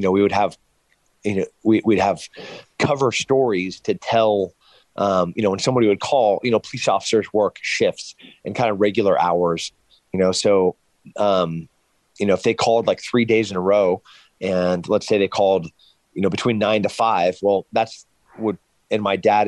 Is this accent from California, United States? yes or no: yes; San Luis Obispo, California, United States; my hometown in San Luis Obispo